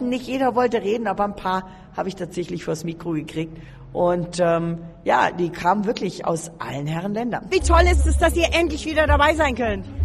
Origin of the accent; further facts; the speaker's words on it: Poland; Wir kommen aus Polen auf jeden Fall. Ja, mussten wir dabei sein.